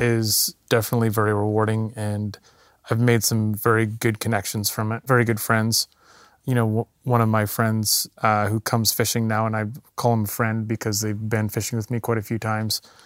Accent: Qualicum Beach, British Columbia, Canada; also born or lived in Ucluelet, British Columbia; I grew up on the east side of Vancouver Island in a little town called Qualicum

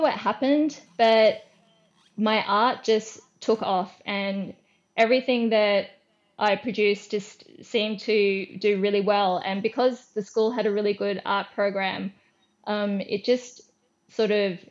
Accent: Brisbane, Queensland, Australia; I'm from Brisbane in Queensland

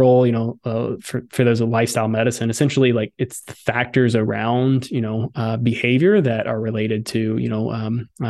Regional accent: Southern Alabama, United States; I grew up in Southern Alabama

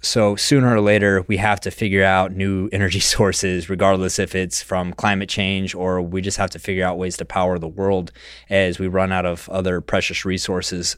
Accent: West Texas, United States; I grew up in West Texas in the middle of the Permian Basin

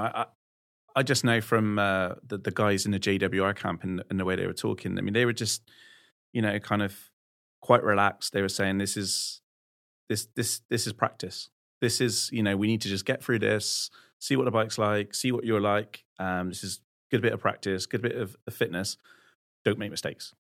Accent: West Country, South West England, United Kingdom; I'm from the West Country

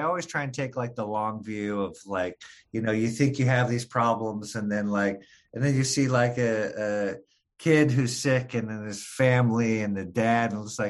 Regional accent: Michigan, United States; Well, I'm originally from Michigan.

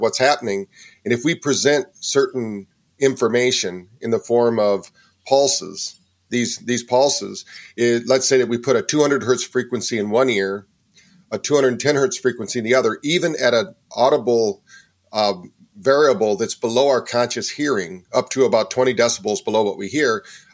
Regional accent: Battle Creek, Michigan, United States; also born or lived in San Francisco, California / Virginia Beach, Virginia; now in North Carolina, United States; I'm originally from Battle Creek, Michigan, and by way of San Francisco to here. I've lived in quite a few places.

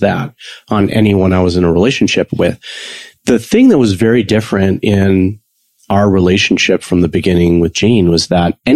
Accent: Chicago, Illinois, United States; I was raised in Chicago suburbia

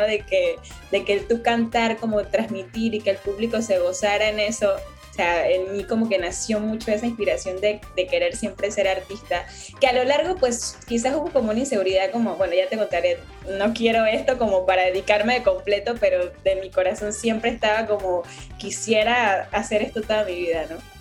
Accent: La Chorrera, Panamá Oeste, Panama; also born or lived in Guadalajara, Mexico; no vivo en la ciudad de Panamá, eh, más como, digamos, como al interior o después del puente de las Américas, como a 45 minutos. Entonces ahí crecí

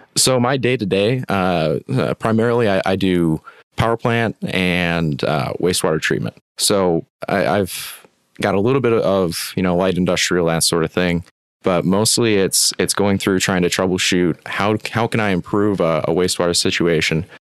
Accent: West Michigan, United States; also born or lived in Upper Peninsula, Michigan; born and raised in West Michigan, uh, right on the lake

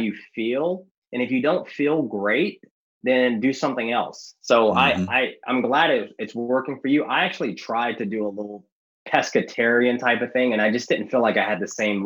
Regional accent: the South, United States; I was raised in the South

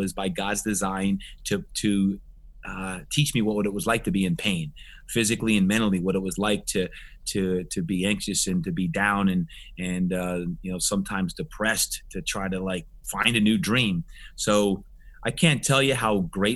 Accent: New Jersey, United States; moved away; when I was growing up in New Jersey, back on the East Coast

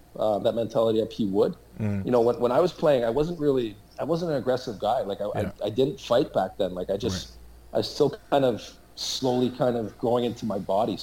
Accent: Toronto, Ontario, Canada; also born or lived in New Haven, Connecticut; being an American and growing up in Canada, I always kind of wanted to kind of come back to the U.S.

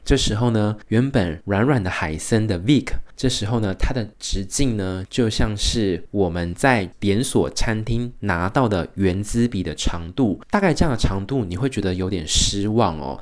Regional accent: Tainan, Taiwan; moved away as an adult; now in Kaohsiung, Taiwan; 因为我是中华儿女府城的好媳妇的户籍哦，所以身为台南人

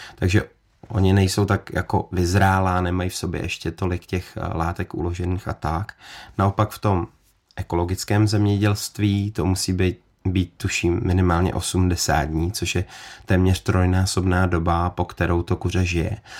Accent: Czechia; tady jako u nás v Čechách

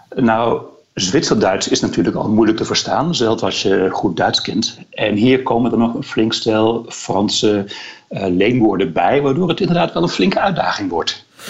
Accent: Netherlands

